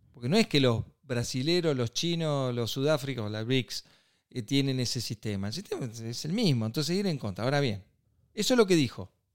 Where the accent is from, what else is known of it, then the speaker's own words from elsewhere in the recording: Argentina; somos Argentina